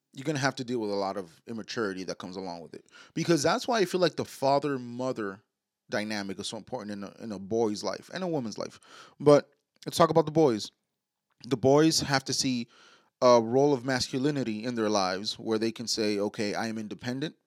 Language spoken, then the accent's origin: English; New York City, New York, United States; we was born and raised in New York, like uptown mm-hmm. Manhattan